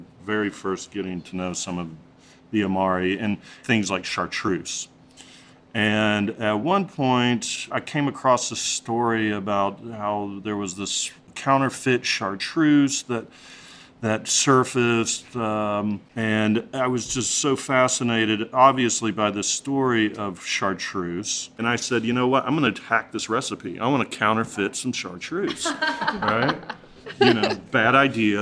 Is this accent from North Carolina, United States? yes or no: yes; Western North Carolina, United States; I grew up here in Western North Carolina.